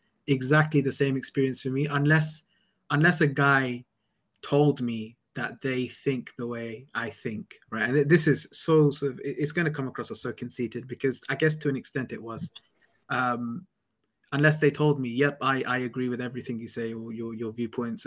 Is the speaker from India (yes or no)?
no; London, United Kingdom; moved away as an adult; I'm away from home. I'm away from London.